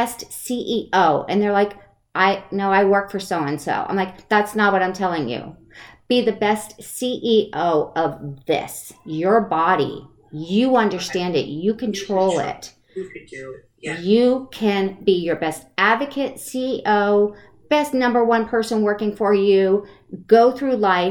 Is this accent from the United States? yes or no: yes; Connecticut, United States; also born or lived in Maine; now in West Coast, United States; I was born in Maine and grew up in Connecticut